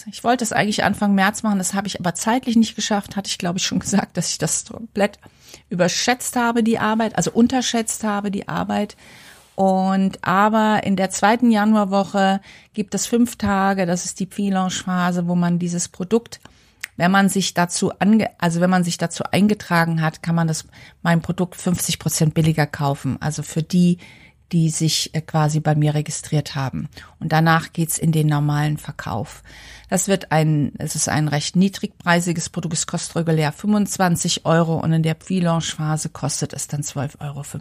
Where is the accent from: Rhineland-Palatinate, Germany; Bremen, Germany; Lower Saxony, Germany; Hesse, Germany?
Hesse, Germany; Frankfurt; weil ich komme ursprünglich aus Frankfurt